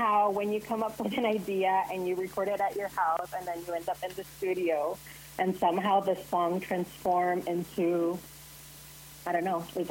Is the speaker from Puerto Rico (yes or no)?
yes; Puerto Rico; So I grew up in somewhat, you know, straight conservative Christian culture.